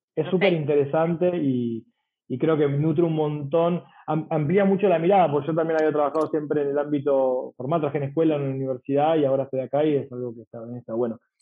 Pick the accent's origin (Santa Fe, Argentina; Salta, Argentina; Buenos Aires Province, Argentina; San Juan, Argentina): Buenos Aires Province, Argentina; San Isidro; yo soy de San Isidro